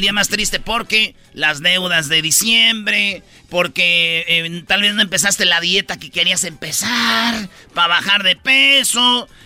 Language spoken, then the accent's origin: Spanish; Quilpan, Michoacán, Mexico; En mi pueblo, ahí en Quilpan, Michoacán